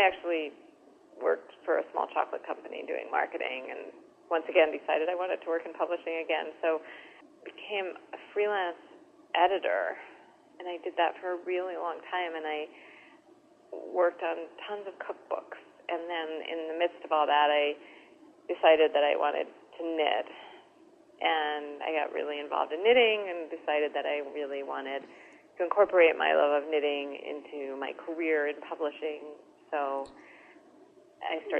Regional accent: New Jersey, United States; moved away as an adult; also born or lived in Washington / New York; I grew up in New Jersey, so, I knew the city

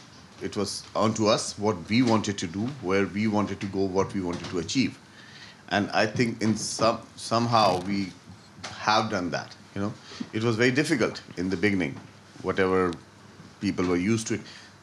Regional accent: North India, India; now in Dublin, Ireland; I come from North. I have a vast knowledge of North Indian food, what we do, what we eat. I come from a Punjabi family.

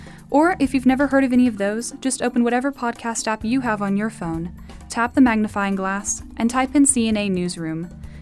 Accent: Dallas, Texas, United States; I'm from Dallas, Texas

